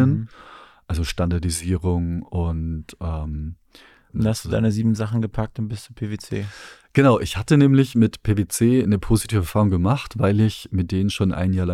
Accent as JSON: {"language": "German", "region": "Bavaria", "country": "Germany", "also_born_or_lived": "Netherlands", "moved": "yes", "lives_now": "Berlin, Germany", "said": "Genau, also ich bin, ich bin eigentlich Bayer bzw. Franke. Ja. Bin dann über viele Umwege in den Niederlanden gelandet"}